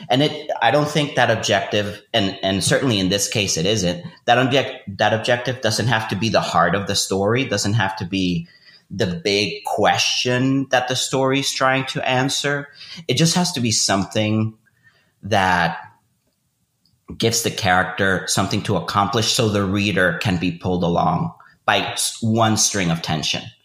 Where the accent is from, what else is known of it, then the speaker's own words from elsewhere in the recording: Venezuela; moved away as an adult; also born or lived in Austin; I grew up in Venezuela, went to high school and college there, and I moved to Austin in 2006